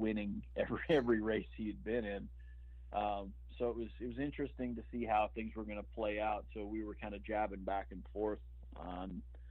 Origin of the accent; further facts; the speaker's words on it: Midwest, United States; I'm from the Midwest in the U.S.